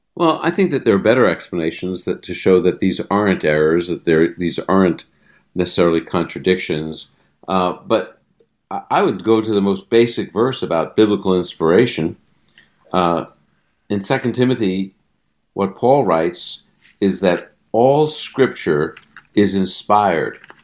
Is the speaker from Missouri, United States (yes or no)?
no; New York City, New York, United States; I was raised in the Holy Land, Brooklyn, New York